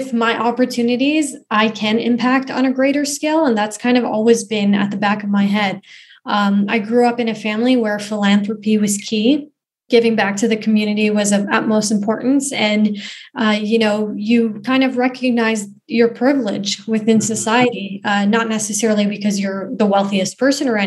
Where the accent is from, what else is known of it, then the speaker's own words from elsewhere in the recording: Canada; also born or lived in Afghanistan; originally I'm from Afghanistan, but I came to Canada when I was 2 years old with my family. And, you know, growing up in Canada